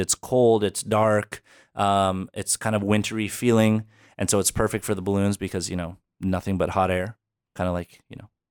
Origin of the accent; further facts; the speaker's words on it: Albuquerque, New Mexico, United States; also born or lived in Philadelphia, Pennsylvania; Uh, Albuquerque, New Mexico.